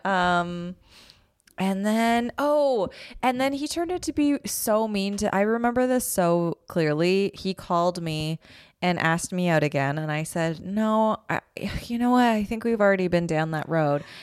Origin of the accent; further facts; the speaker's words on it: Calgary, Alberta, Canada; moved away as an adult; also born or lived in Toronto; now in Los Angeles, United States; I grew up in Calgary.